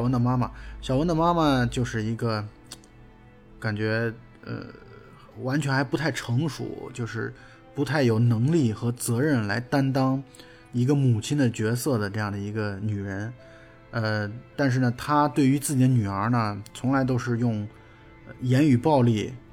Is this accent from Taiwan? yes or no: no; China; 我们中国人